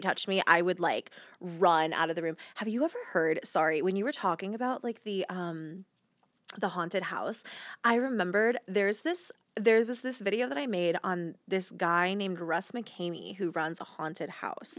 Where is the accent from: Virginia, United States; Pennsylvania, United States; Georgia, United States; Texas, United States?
Georgia, United States; I grew up in Georgia